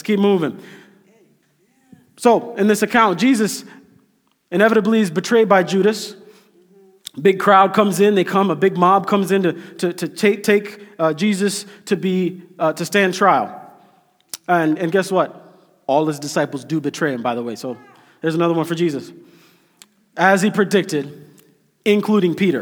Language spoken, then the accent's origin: English; Kenya; now in United States; I'm Kenyan, but I'm like Kenyan American because I'm a citizen now.